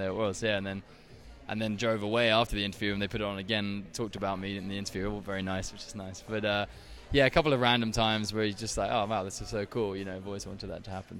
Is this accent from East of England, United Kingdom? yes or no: no; Brighton, South East England, United Kingdom; accent: English; I'm from Brighton, It's on the south coast, not too far from Essex.